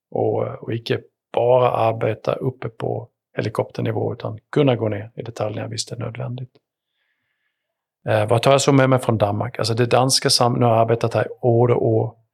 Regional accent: Sweden; born there; Självklart, även om jag syns Sverigekilligt så, så är det ju ändå där jag är född.

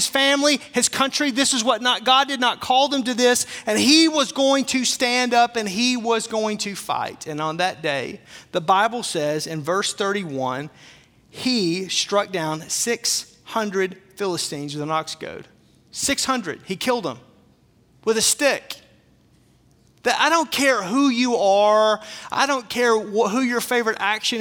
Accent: Arkansas, United States; I'm from Arkansas

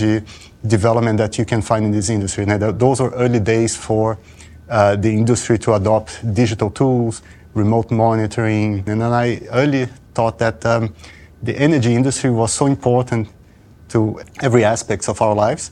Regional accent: Brazil; moved away; I'm originally from Brazil

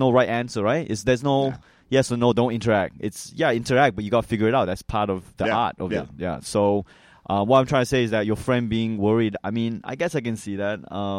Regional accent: New Hampshire, United States; also born or lived in Malaysia; I was born in Malaysia, and then I moved to New Hampshire when I was 3 years old.

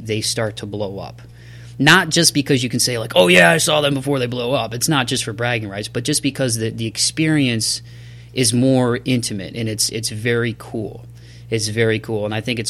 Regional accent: Toledo, Ohio, United States; my hometown of Toledo, Ohio.

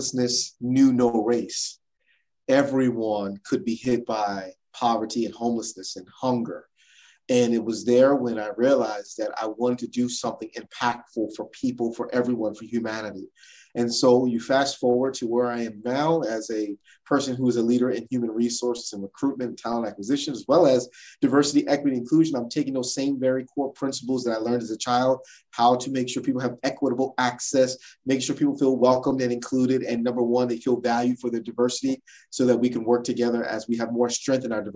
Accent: New Jersey, United States; I am from South New Jersey, the state of New Jersey from the United States. And I was born and raised in New Jersey

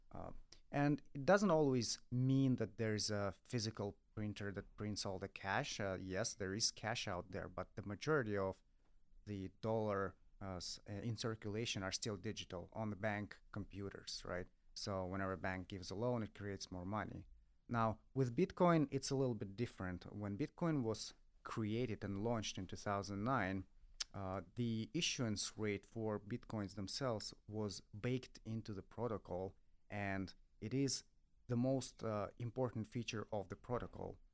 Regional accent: Russia; I come from Russia

